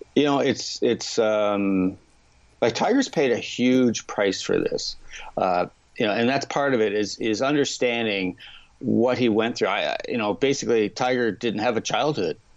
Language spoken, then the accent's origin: English; Canada; as a Canadian golf fan